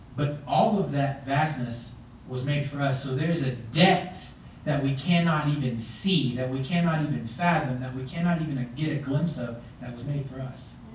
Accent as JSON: {"language": "English", "region": "Texas", "country": "United States", "moved": "yes", "lives_now": "Colorado Springs, United States", "said": "I'm from Texas"}